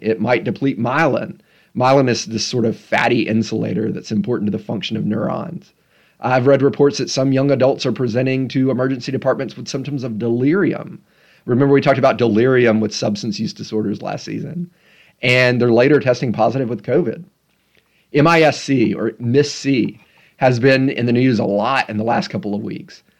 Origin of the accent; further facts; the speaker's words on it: Tennessee, United States; also born or lived in Memphis; my home state of Tennessee